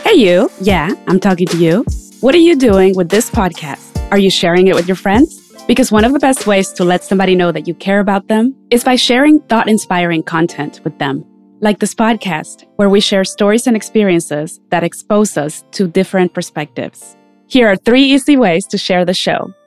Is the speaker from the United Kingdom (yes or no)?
no; Mexico; moved away; When I was growing up in Mexico, I never thought of myself as a person of color